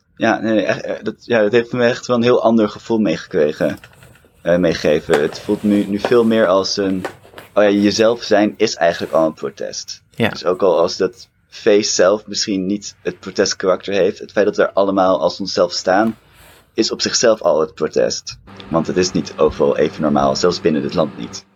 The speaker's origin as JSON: {"language": "Dutch", "town": "Amsterdam", "region": "North Holland", "country": "Netherlands", "tie": "born or raised there", "said": "Ik ben opgegroeid en geboren in Amsterdam"}